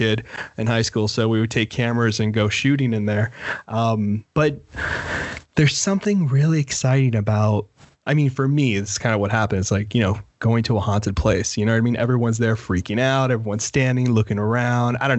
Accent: Miami, Florida, United States; when I was a kid growing up in Miami

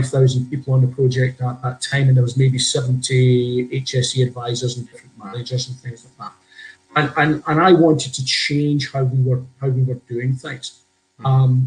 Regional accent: Scotland, United Kingdom; also born or lived in Glasgow; I grew up in Scotland, spent time in Glasgow, and I'm 58 this year.

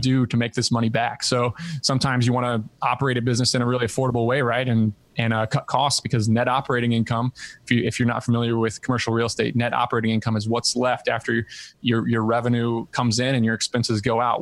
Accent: Southern Indiana, United States; moved away as an adult; also born or lived in Ithaca, New York; grew up in Southern Indiana

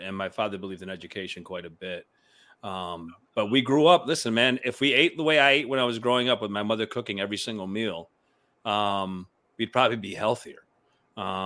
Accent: Syracuse, New York, United States; first language Spanish; English is a second language; moved away; growing up in Syracuse, looking like me where I grew up in the beginning

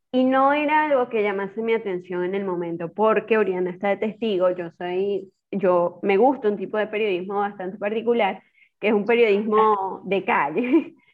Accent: Trujillo, Venezuela; moved away as an adult; also born or lived in Barquisimeto, Venezuela; now in Argentina; yo soy de Trujillo

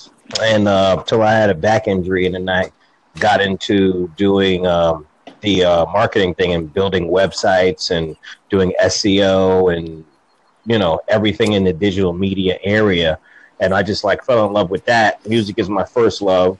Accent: Jersey City, New Jersey, United States; now in North Carolina, United States; I'm in North Carolina now. I'm born and raised in Jersey City, New Jersey

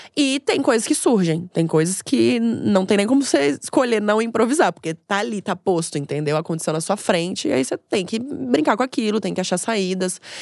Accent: Florianópolis, Santa Catarina, Brazil; moved away as an adult; now in São Paulo, Brazil; eu sou de Florianópolis, me mudei para São Paulo para investir na minha carreira

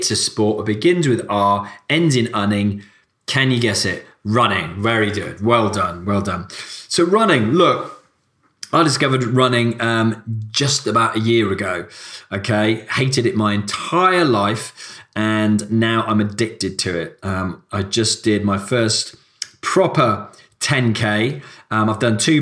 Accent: Cardiff, Wales, United Kingdom; moved away; I'm from Cardiff originally

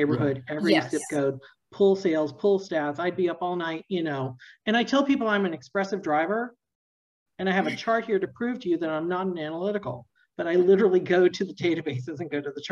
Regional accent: Northern Virginia, United States; now in Texas, United States; I grew up in Northern Virginia

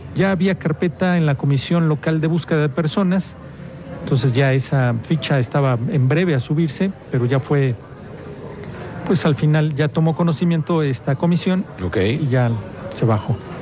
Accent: San Juan del Río, Querétaro, Mexico; porque soy de ahí

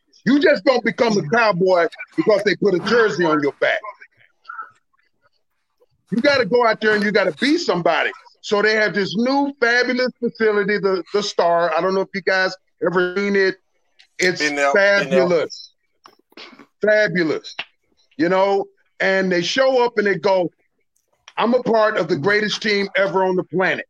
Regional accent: Dallas, Texas, United States; I'm born and raised in Dallas, Texas

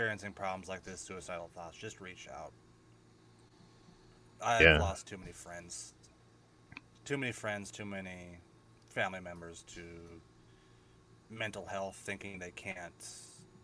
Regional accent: Eastern Oregon, United States; I grew up in Eastern Oregon

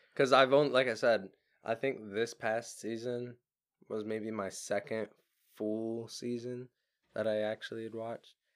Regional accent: Florida, United States; we're from Florida

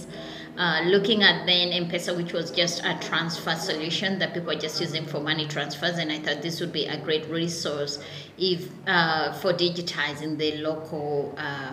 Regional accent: Nairobi, Kenya; I grew up in Nairobi. I was born and raised in Kasarani.

